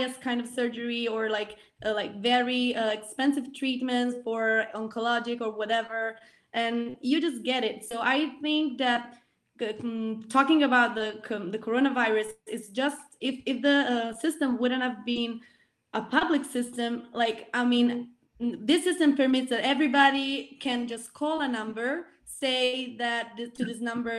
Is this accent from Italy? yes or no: yes; Italy; I grew up in Italy